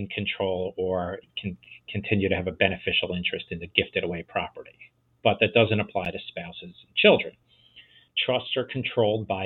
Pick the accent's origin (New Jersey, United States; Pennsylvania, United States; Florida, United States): New Jersey, United States; New Jersey, my home state